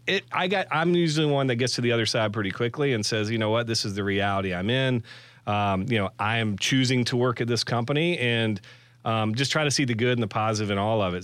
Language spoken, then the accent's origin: English; McCalla, Alabama, United States; Born and raised in McAuliffe, Alabama.